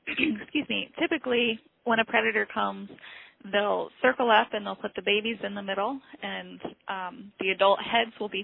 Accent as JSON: {"language": "English", "region": "Illinois", "country": "United States", "tie": "born or raised there", "moved": "as an adult", "lives_now": "Alaska, United States", "said": "I grew up in Illinois"}